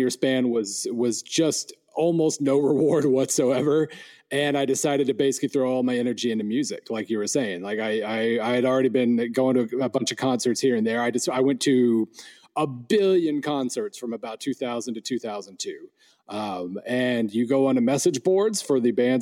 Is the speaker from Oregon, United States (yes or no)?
no; Western Oklahoma, United States; I grew up in Western Oklahoma